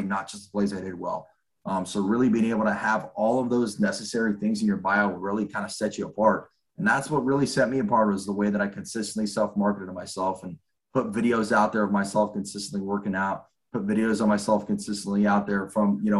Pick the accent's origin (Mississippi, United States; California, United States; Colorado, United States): California, United States; give back to my home state, really being able to understand the recruiting landscape here in the state of California